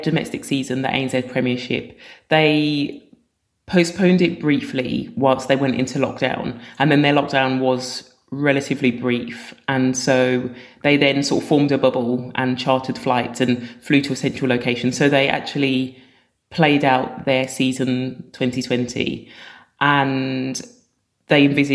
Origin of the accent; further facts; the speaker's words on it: Birmingham, West Midlands, United Kingdom; I was born in Birmingham and I've got two older sisters and they played netball at school